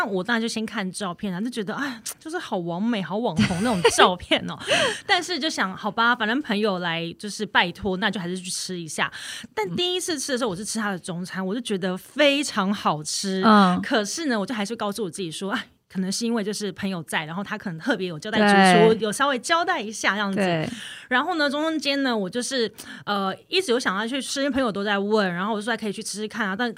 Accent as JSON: {"language": "Chinese", "country": "Taiwan", "said": "我们台湾人"}